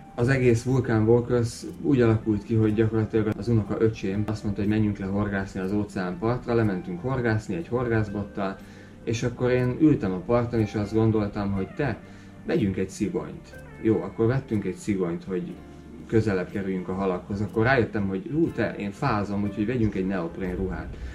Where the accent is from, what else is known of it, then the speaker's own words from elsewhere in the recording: Hungary; now in Tenerife, Spain; mivel magyar vagyok